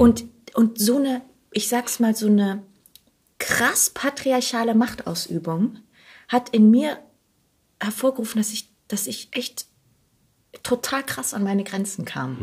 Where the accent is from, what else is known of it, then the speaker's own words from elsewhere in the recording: Heidenheim, Baden-Württemberg, Germany; moved away as an adult; also born or lived in Bochum; now in Berlin, Germany; ich bin auf der, in Heidenheim groß geworden, auf der Schwäbischen Alb